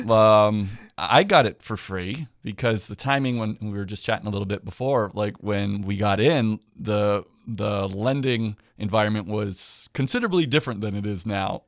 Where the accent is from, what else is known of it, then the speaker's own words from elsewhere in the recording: Hamilton, Ontario, Canada; now in Niagara, Canada; I'm actually from Hamilton. I live in Niagara now